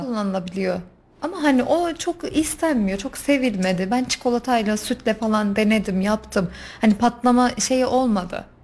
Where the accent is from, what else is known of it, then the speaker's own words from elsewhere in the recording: Kayseri Province, Turkey; 1987 Kayseri doğumlu